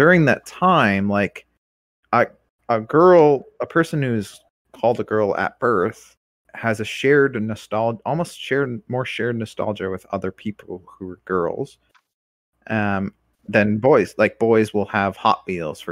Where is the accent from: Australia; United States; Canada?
Canada; London, Ontario; growing up in London